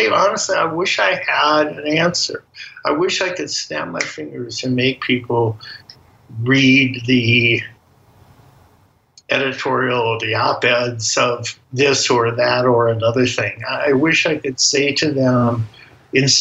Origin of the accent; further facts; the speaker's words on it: United States; I'm an American